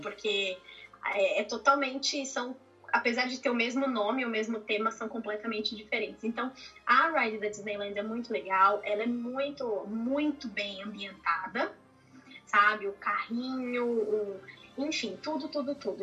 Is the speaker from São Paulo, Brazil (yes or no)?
yes; São Paulo, Brazil; moved away as an adult; now in Austin, United States; eu sou de São Paulo, moro aqui em Austin, no Texas, é, desde